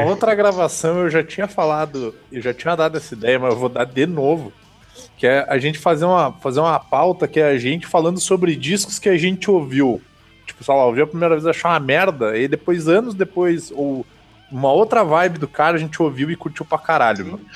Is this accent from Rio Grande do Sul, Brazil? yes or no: yes; Caxias do Sul, Rio Grande do Sul, Brazil; minha cidade natal contribuiu muito pro polo metal melódico e metal mecânico do, do Brasil